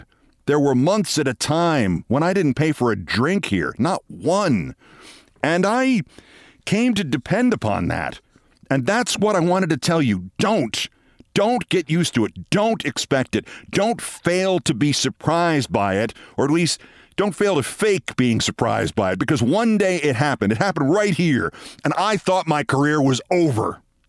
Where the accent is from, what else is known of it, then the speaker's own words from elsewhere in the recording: Amsterdam, New York, United States; But me, I'm just … from Amsterdam, New York, and I worked damn hard to get here